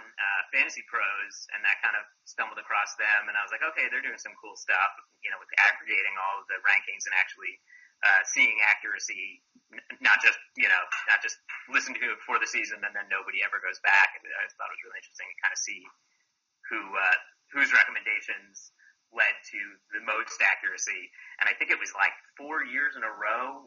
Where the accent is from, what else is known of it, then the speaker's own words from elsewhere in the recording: Dover, Massachusetts, United States; moved away as an adult; also born or lived in New York / Minnesota / San Francisco; I grew up in uh, Massachusetts, uh, a small town called Dover